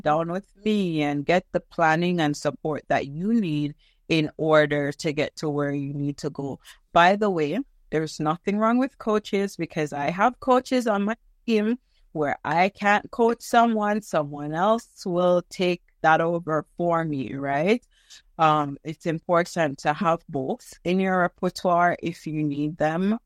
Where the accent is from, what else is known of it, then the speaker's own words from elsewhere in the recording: Jamaica; moved away as an adult; now in Canada; I am Jamaican, and one day I went to University of the West Indies, which is a school that I was attending at the time